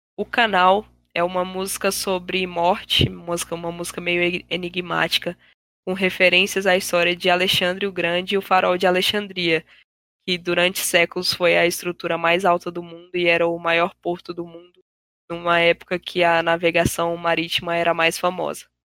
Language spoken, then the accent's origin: Portuguese; Brazil; nós como brasileiros